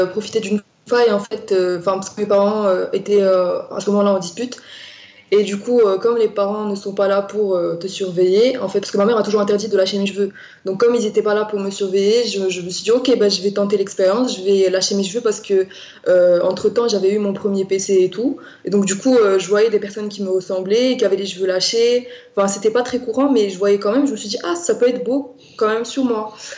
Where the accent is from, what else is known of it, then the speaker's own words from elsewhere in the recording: Morocco; moved away as an adult; now in Grenoble, France; je suis marocaine. j'ai vécu une grande partie de ma vie au Maroc, donc près de 18 ans de ma vie au Maroc